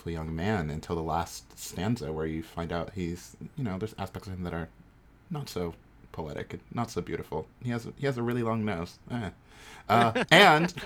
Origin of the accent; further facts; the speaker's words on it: New York, United States; moved away as an adult; also born or lived in Oakland; I'm from New York, but I'm moving to Oakland next week